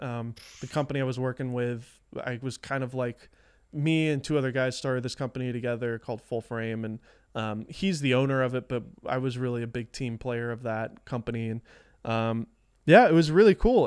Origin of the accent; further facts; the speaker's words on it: the South, United States; I grew up in the South, so there wasn't a lot of creative people here, at least where I lived.